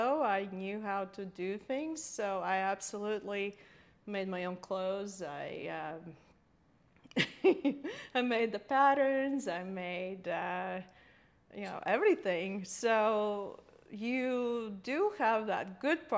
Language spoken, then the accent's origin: English; Latvia; now in United States; growing up in Latvia, though, you have to also realize it was Soviet Union. It was 1970s and 80s